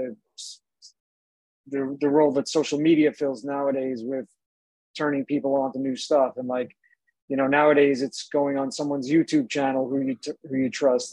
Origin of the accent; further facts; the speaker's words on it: Suffolk County, Long Island, New York, United States; outside of Long Island, where I grew up in Suffolk County.